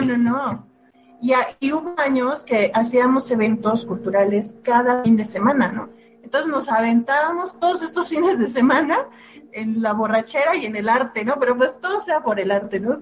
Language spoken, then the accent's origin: Spanish; Guelatao, Oaxaca, Mexico; moved away as an adult; yo salí de, pues de mi pueblo, allá en Oaxaca. ya soy de, de Guelatao